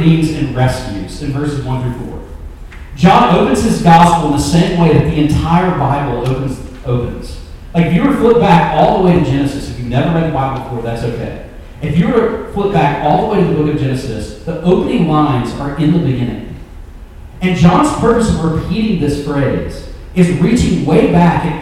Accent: Memphis, Tennessee, United States; I'm from Memphis

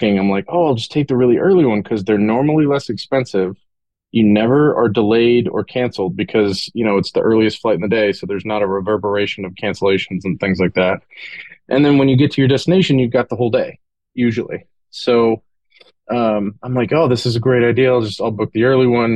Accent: Corsicana, Texas, United States; I was born in Corsicana, Texas. Actually not even in Corsicana. It was outside of Corsicana, on a ranch between two small towns

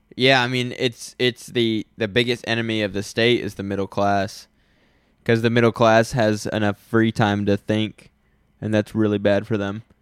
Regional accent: North Carolina, United States; I was ten minutes up the road from here, is where I grew up

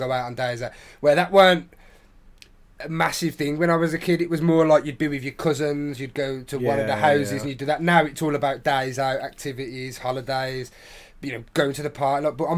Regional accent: London, United Kingdom; I'm from London, mate.

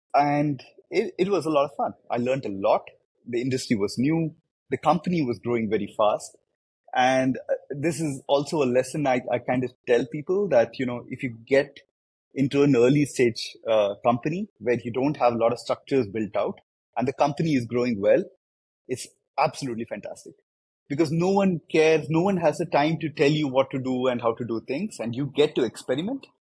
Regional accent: India; I, I come from India, uh, and I, I grew up there. Grew up in India

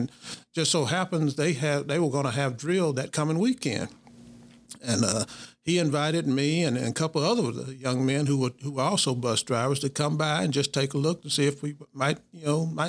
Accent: Booneville, Mississippi, United States; I grew up in Boonville, and then Boonville is a place that I claim as my hometown, Boonville, Mississippi.

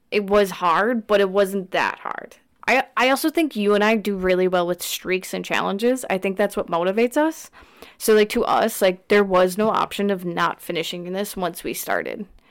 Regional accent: Wisconsin, United States; we're from Wisconsin

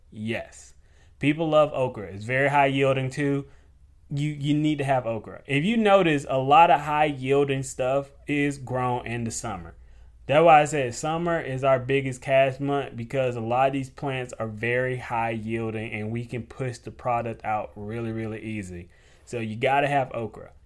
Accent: the South, United States; I was raised up in the South

